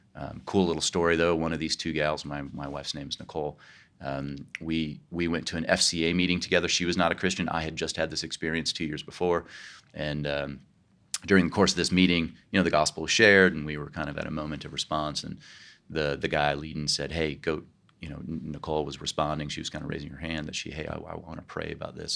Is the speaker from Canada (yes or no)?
no; Kansas, United States; moved away as an adult; also born or lived in New York; now in California, United States; I grew up in Kansas and uh, outside of Kansas City